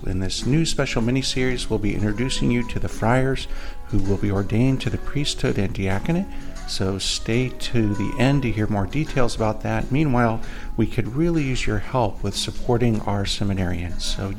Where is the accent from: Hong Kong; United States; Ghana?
United States; Indiana; Being from Indiana, I was very close to where Brother grew up